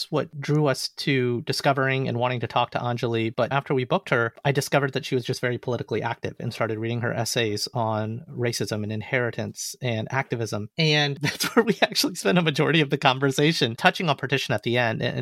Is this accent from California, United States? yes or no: no; Alabama, United States; an Indian American boy who came from Alabama